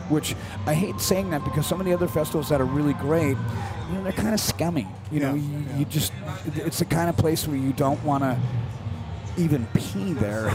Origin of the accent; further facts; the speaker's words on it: United States; as an American